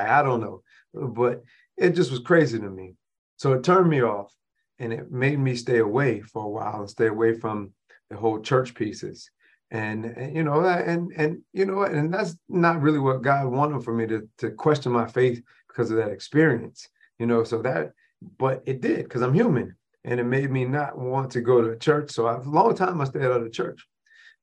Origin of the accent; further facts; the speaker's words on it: Rochester, New York, United States; my hometown of Rochester, New York